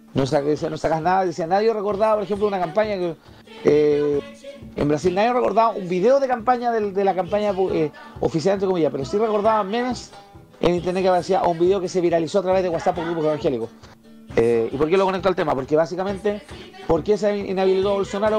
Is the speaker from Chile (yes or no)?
yes; Chile; los chilenos